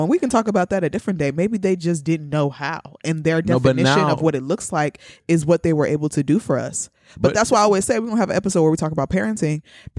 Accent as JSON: {"language": "English", "country": "Nigeria", "accent": "Nigerian", "said": "But I didn't even do my Nigerian accent this whole time."}